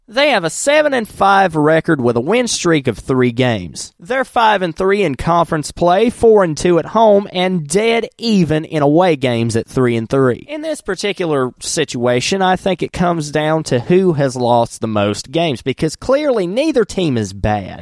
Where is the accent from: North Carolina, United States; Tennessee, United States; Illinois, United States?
North Carolina, United States; Wilkes County; I'm from Wilkes County